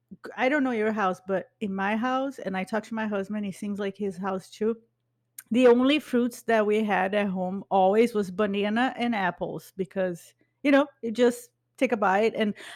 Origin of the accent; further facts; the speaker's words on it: Brazil; born there; but I was born in Brazil. So I identify with the culture in Brazil.